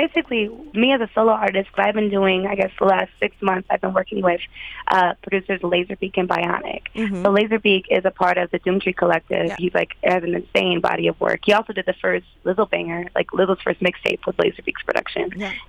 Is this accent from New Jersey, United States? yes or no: no; Ohio, United States; now in Minneapolis, United States; So I say I'm from Ohio, but honestly, Minneapolis is a place that I've lived for the longest I've ever lived anywhere.